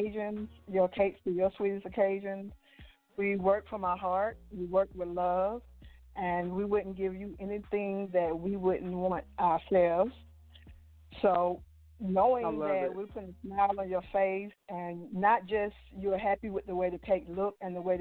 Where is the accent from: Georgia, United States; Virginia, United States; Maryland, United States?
Georgia, United States; Atlanta; born or raised there